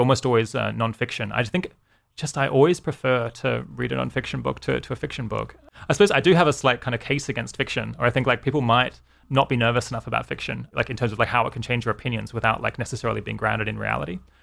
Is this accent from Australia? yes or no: yes; Australia; moved away as an adult; also born or lived in United Kingdom; now in California, United States; grew up in Australia, lived there for, I guess, until I was twenty-six and then, uh, moved to the U K